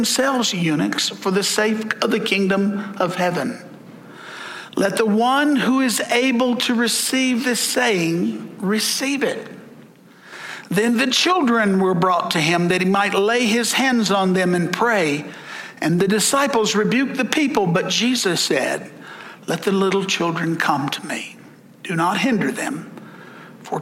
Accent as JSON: {"language": "English", "region": "the South", "country": "United States", "said": "I'm from the South"}